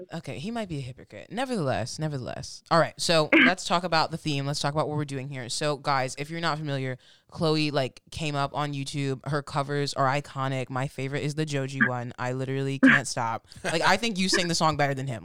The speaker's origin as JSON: {"language": "English", "region": "Michigan", "country": "United States", "said": "I'm originally from Michigan"}